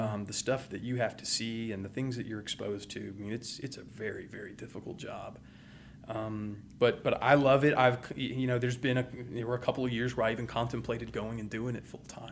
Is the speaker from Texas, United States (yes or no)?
yes; Houston, Texas, United States; also born or lived in Baton Rouge, Louisiana / Montgomery County, Texas; grew up in West Houston